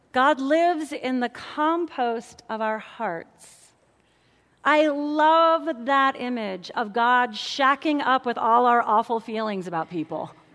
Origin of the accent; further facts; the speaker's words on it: St. Louis, Missouri, United States; I'm a city girl. I grew up in St. Louis, Missouri